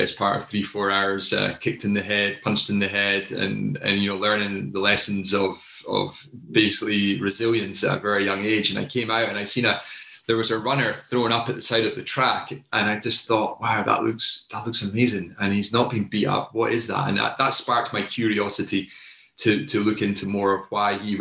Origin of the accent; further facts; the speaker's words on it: Newtonmore, Scotland, United Kingdom; I grew up in a little village called Newton Moor, which is very close to Aviemore. And if you've not heard of either of them, it's near Inverness.